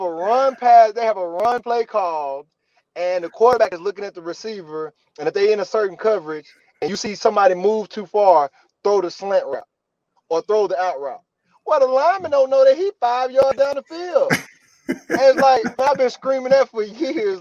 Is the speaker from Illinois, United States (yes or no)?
no; Mississippi, United States; I'm from Mississippi.